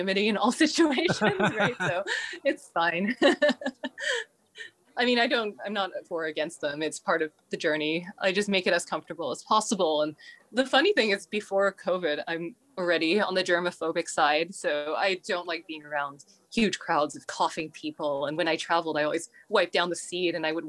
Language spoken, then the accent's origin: English; Canada; as an outsider being from Canada. I'm not American.